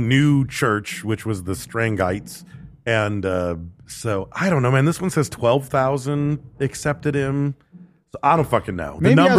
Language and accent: English; Michigan, United States; I was born and raised in Michigan.